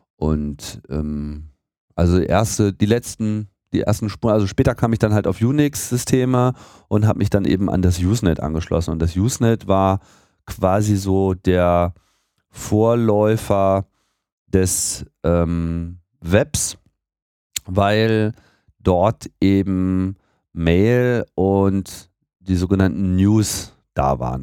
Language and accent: German; near Hanover, Lower Saxony, Germany; moved away as an adult; also born or lived in Hamburg; now in Berlin, Germany; in Niedersachsen, in der Nähe von Hannover